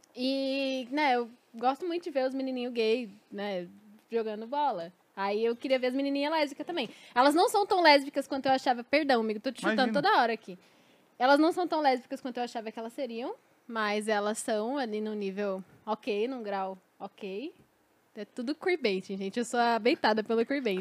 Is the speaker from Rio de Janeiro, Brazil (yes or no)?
no; São Paulo, Brazil; como paulistana